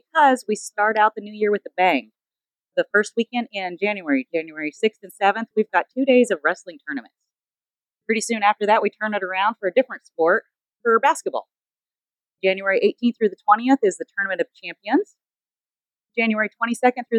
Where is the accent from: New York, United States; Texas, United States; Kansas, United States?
Kansas, United States; Cimarron; he's from my hometown